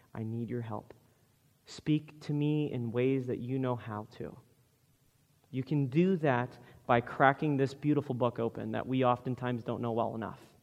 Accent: United States; Western American people

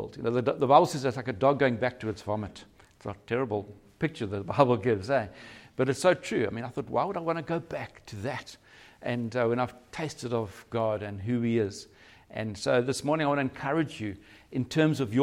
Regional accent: Durban, KwaZulu-Natal, South Africa; moved away as an adult; now in Cape Town, South Africa; We're from Durban originally

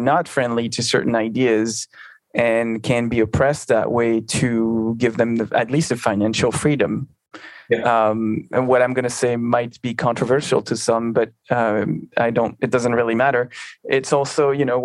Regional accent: near Albertville, Auvergne-Rhône-Alpes, France; Albertville, near my hometown

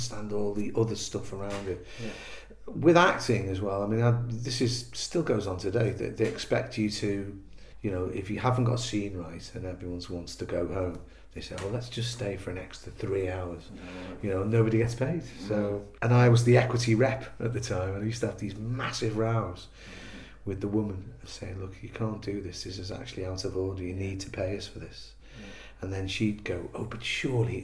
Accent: Liverpool, North West England, United Kingdom; moved away as an adult; I came down from Liverpool to go to college, and then I went back

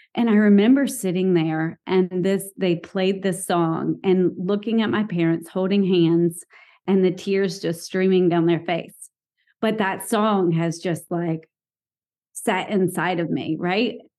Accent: the South, United States; I grew up in the South.

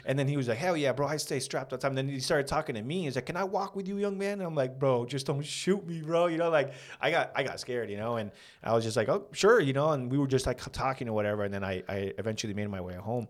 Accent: San Fernando, California, United States; We, we grew up in San Fernando.

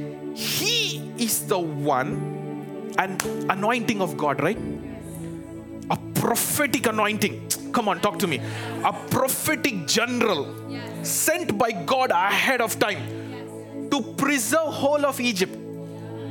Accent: India; moved away as an adult; now in Chicago, United States; I'm from India

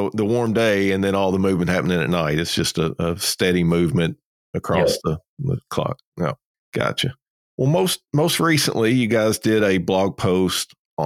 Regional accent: South Georgia, United States; down here in South Georgia

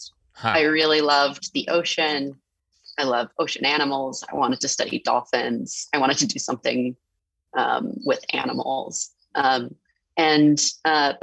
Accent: San Francisco, California, United States; I grew up in San Francisco

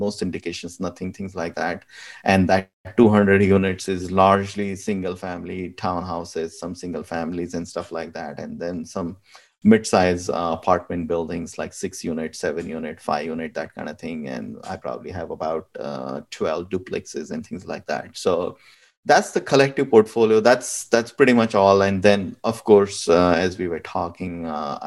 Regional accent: India; moved away as an adult; now in United States; back home, I'm from India

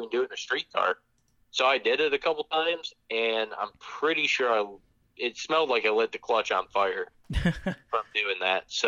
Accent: Michigan, United States; now in Charlotte area, North Carolina, United States; where I grew up in Michigan

